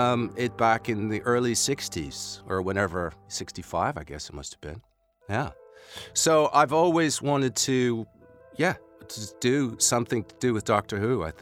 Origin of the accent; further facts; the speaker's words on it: Scotland, United Kingdom; I was born in Scotland